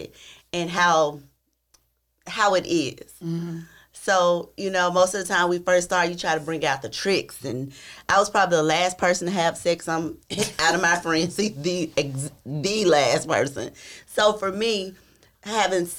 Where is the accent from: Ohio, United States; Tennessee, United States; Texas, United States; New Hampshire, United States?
Tennessee, United States; I'm from Tennessee.